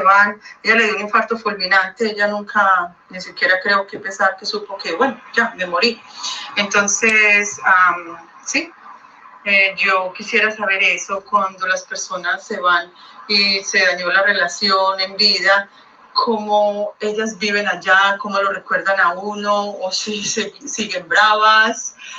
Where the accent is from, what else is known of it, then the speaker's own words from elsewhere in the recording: Colombia; now in Miami, United States; yo soy colombiana